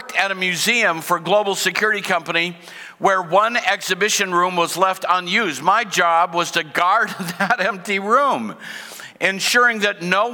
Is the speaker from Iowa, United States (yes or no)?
yes; Cedar Rapids, Iowa, United States; I grew up in Cedar Rapids, the city of five seasons